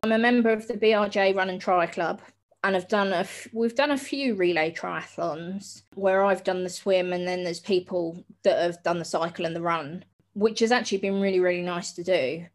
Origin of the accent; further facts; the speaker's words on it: Hastings, South East England, United Kingdom; I grew up in Hastings down on the south coast.